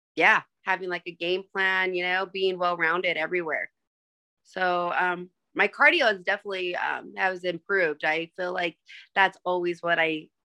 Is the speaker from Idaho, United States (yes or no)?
yes; Burley, Idaho, United States; now in Boise, United States; Originally from a small town called Burley, Idaho